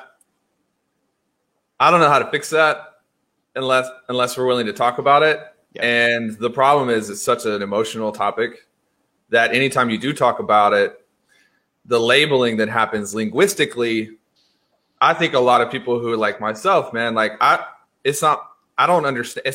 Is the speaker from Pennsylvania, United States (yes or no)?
no; Memphis, Tennessee, United States; I grew up in Memphis